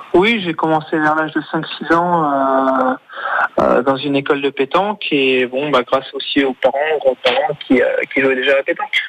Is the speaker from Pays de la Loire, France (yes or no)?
yes; Le Mans, Pays de la Loire, France; je suis originaire du Mans